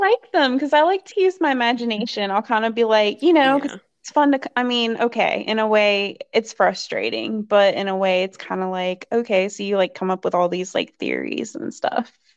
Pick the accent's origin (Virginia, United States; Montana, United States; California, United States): Virginia, United States; Bent Mountain; I grew up in Bent Mountain. It was like this kind of um, woodsy area, kind of in the rural area